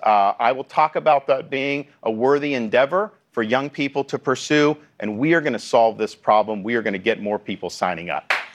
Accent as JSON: {"language": "English", "region": "Florida", "country": "United States", "said": "my home state of Florida"}